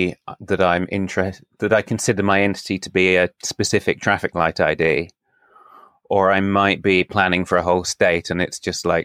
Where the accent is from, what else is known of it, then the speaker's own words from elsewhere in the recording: United Kingdom; that my home country is small?